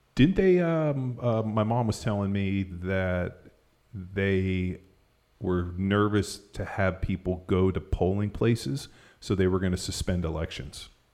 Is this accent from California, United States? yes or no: yes; Southern California, United States; now in Texas, United States; growing up in Southern California, skiing at Mammoth